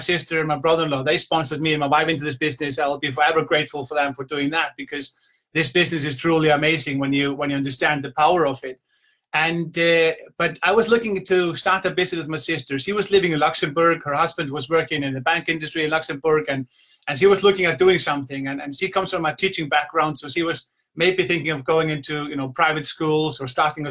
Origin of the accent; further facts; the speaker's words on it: Iceland; moved away as an adult; also born or lived in south coast of England; now in England, United Kingdom; I'm from Iceland, but I'm now I'm living in the beautiful south coast of England